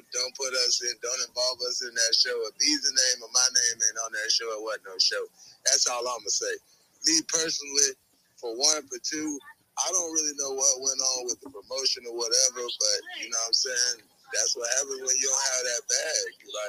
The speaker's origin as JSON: {"language": "English", "region": "Florida", "country": "United States", "said": "Like, bitch, I'm from Florida. Straight up."}